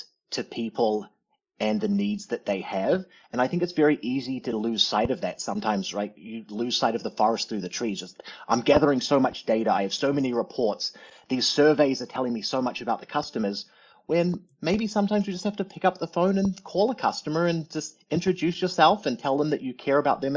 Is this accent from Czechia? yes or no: no; New Zealand; also born or lived in Arizona; now in United States; you can probably hear the fact that I'm a bit of a funny talker. Born and raised in New Zealand, but grew up here in the States the last 30 years